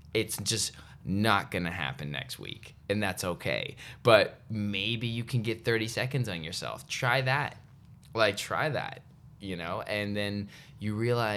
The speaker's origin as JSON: {"language": "English", "country": "Canada", "tie": "born or raised there", "said": "I'm very grateful I grew up in Canada"}